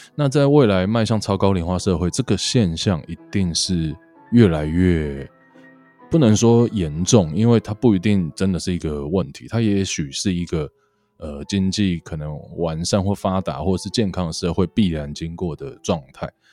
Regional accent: Miaoli County, Taiwan; now in Hualien, Taiwan; 像我的家乡庙里

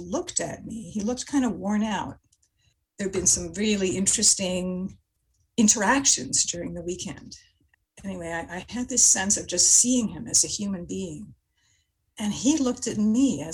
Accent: Montreal, Quebec, Canada; I grew up in Montreal

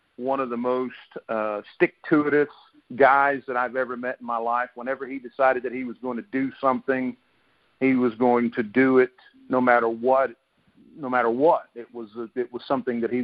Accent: Fletcher, North Carolina, United States; I grew up in Fletcher, North Carolina, which is like 7 miles from Asheville

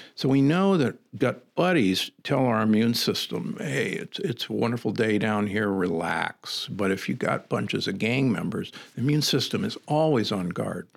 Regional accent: Midwest, United States; also born or lived in Omaha / Saint Louis; growing up in the Midwest

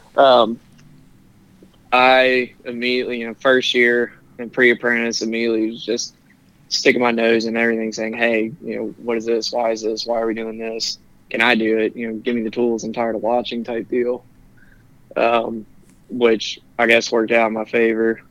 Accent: Cincinnati, Ohio, United States; also born or lived in Indianapolis, Indiana; I'm from Cincinnati well, technically, I was born in Indianapolis, moved here when I was seven

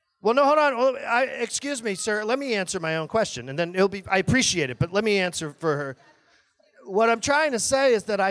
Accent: New England, United States; I come from New England

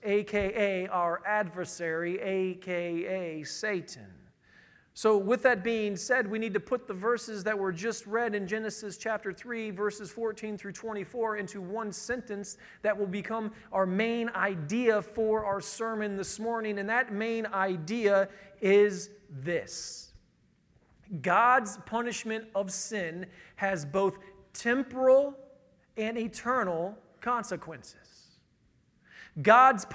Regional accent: Northern Indiana, United States; I'm from Northern Indiana

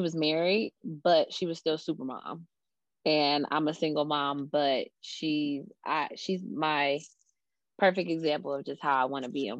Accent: Columbus, Ohio, United States; I am from Columbus, Ohio

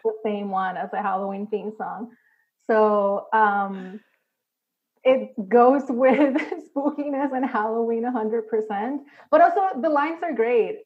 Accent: Puerto Rico; I grew up, I'm Puerto Rican, I grew up in Puerto Rico

